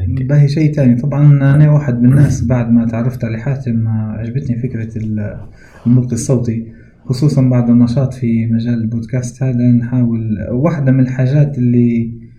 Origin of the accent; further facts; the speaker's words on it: Libya; accent: Libyan; احنا الليبيين بشكل عام نقدر نقول لهجتنا واضحة